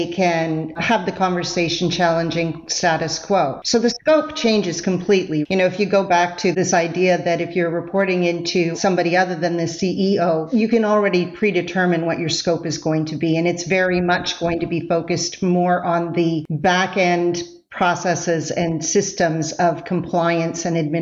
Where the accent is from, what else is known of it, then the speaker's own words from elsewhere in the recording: Canada; I'm Canadian. I say process sometimes.